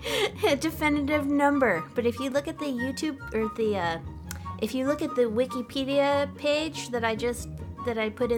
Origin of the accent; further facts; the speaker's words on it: United States; I'm American.